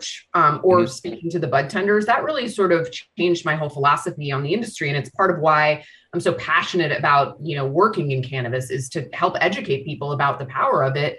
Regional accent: Washington, District of Columbia, United States; I grew up in Washington, D.C.

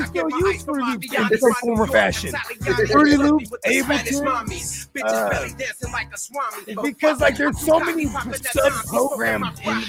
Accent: the Bay Area, California, United States; it's where I'm from too.

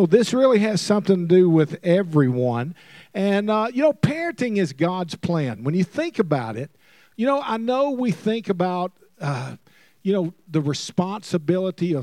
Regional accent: Alabama, United States; moved away; also born or lived in Mississippi / Oklahoma; I'm originally from Alabama, and, you know, you can't help where you're born, but you can have a sense to move. And I was born in Alabama, moved to Mississippi

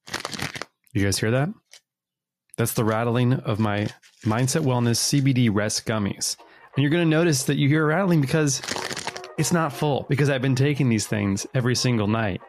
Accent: New York, United States; I'm from New York

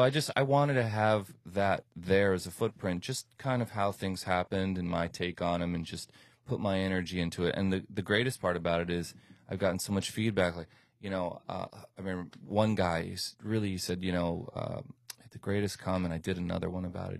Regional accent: New York, United States; moved away as an adult; now in Miami, United States; I lived in New York most of my childhood, went to school there

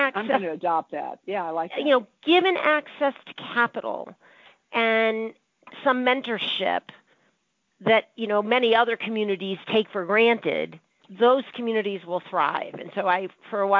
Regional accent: Boston, Massachusetts, United States; I was born in Boston

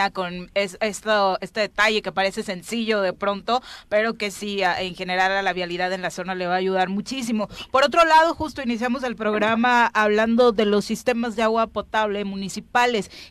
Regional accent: Misco, Morelos, Mexico; Hasta yo que soy de Misco

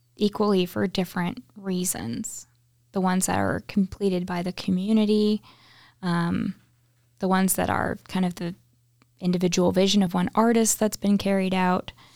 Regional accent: Houston, Texas, United States; moved away as an adult; now in Red Bank, United States; we grew up in the Houston area

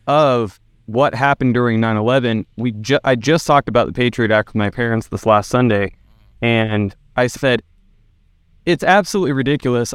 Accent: Northern California, United States; I'm from Northern California

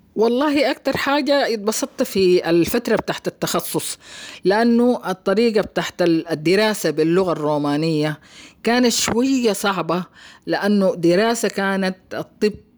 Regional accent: Khartoum, Sudan; moved away as an adult; also born or lived in Romania; نشأتي في الخرطوم

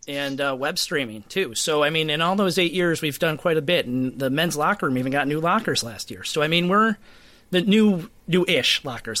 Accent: Rochester, New York, United States; my hometown of Rochester, New York

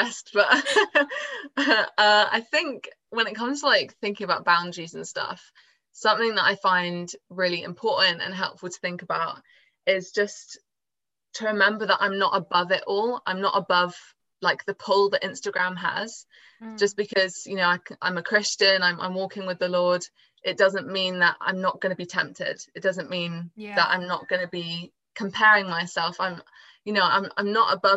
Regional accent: Swindon, South West England, United Kingdom; I'm from Swindon in England, down south.

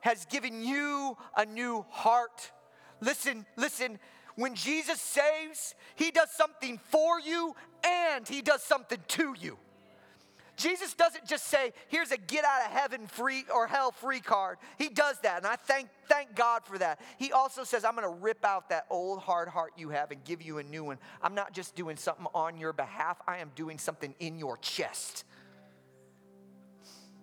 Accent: Midwest, United States; moved away as an adult; also born or lived in the South (US); now in Southern United States, United States; I grew up in the Midwest

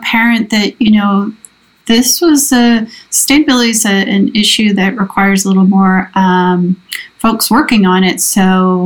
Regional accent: Levittown, Pennsylvania, United States; also born or lived in East Point, Georgia; now in Princeton Junction, United States; I was born in East Point, Georgia, but grew up mostly in Levittown, Pennsylvania.

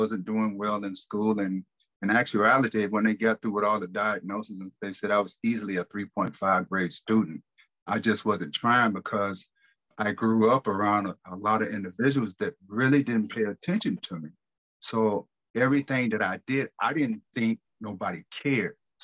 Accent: United States; Growing up in Carolina, you know, watching my grandmother own the juke joint

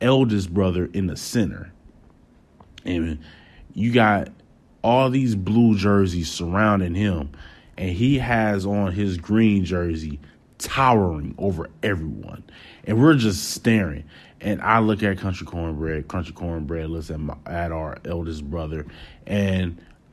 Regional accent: Wisconsin, United States; we're from Wisconsin

